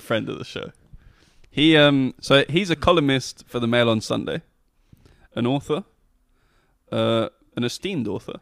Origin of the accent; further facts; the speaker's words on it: Scotland, United Kingdom; I am a Scot